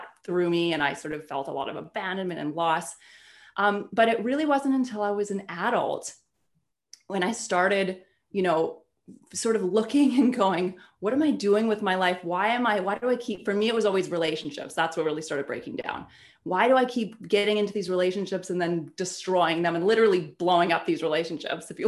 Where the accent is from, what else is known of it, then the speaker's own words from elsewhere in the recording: Canada; I'm Canadian and I grew up in a very small town, beautiful, peaceful, small town in Canada